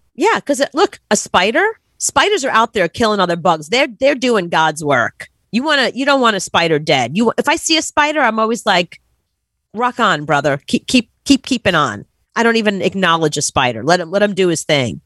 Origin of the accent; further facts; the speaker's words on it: New York City, New York, United States; growing up in Brooklyn